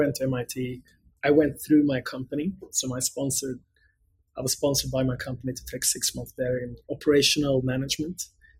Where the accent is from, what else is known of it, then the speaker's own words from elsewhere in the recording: Gothenburg, Västra Götaland, Sweden; English is a second language; moved away as an adult; now in United States; So born and bred in Sweden. That's where I grew up, actually on the West Coast in a city called Gothenburg, where I attended the Gothenburg University.